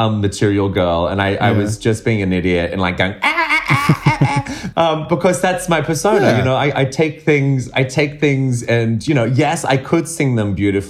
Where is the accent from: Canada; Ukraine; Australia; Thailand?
Australia; Sydney, New South Wales; now in United Kingdom; I'm from Sydney